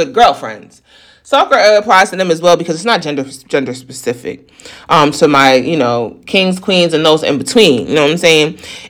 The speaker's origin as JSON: {"language": "English", "region": "the North", "country": "United States", "moved": "yes", "lives_now": "the South, United States", "said": "I'm a Northerner."}